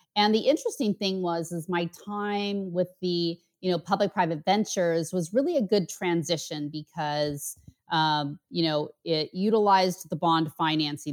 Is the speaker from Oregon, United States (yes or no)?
yes; outside Portland, Oregon, United States; moved away as an adult; also born or lived in Bay Area, California / San Diego, California; now in Miami, United States; I grew up just outside of Portland